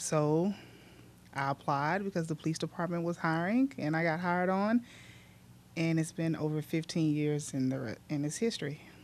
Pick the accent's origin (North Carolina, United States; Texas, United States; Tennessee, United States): Texas, United States; Mexia; I grew up, um, born and raised in Mejia